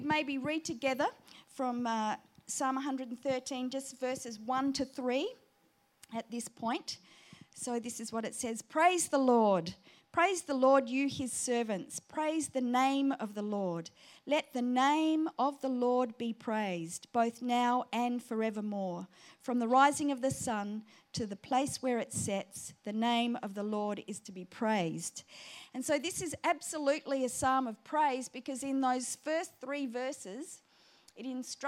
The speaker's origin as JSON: {"language": "English", "town": "Booborowie", "region": "South Australia", "country": "Australia", "accent": "South Australian", "moved": "yes", "lives_now": "Sydney, Australia", "said": "I come from a little town called Booberowie in between Burra and Clare"}